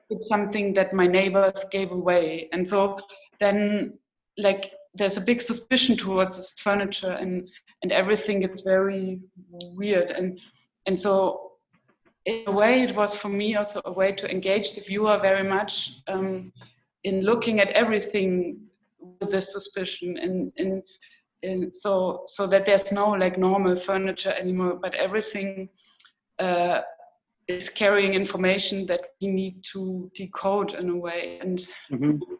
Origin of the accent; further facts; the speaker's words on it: East Germany, Germany; where I grew up in East Germany